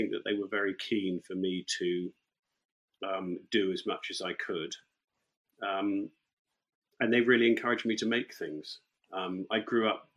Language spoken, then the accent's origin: English; near Northampton, East Midlands, United Kingdom; moved away; also born or lived in London; I grew up near Northampton, and my parents, my dad ran an engineering business in Northampton